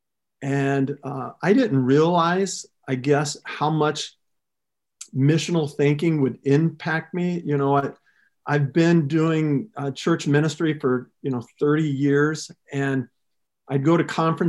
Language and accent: English; Southern California, United States; moved away as an adult; also born or lived in Arizona / Ohio; I grew up actually in Southern California